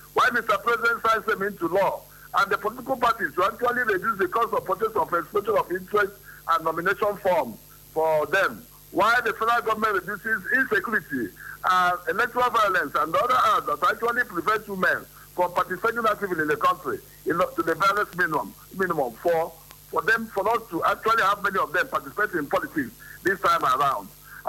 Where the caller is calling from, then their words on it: Imo, Nigeria; I'm calling from Imo State.